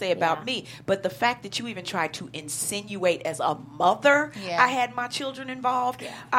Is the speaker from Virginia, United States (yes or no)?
no; Chicago, Illinois, United States; I'm from the South Side.